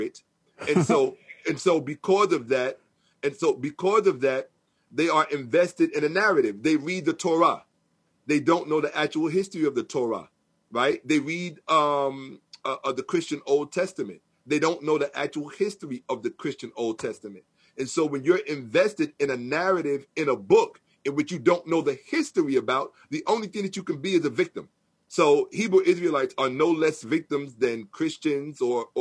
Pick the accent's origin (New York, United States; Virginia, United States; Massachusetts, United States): New York, United States; New York City; I'm from New York, born and raised